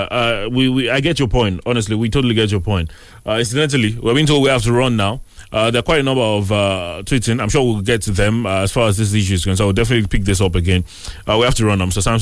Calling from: Ifo, Ogun State, Nigeria

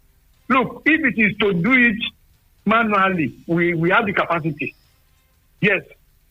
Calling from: Nigeria; Engineer Afolabi, I'm calling from Sangi.

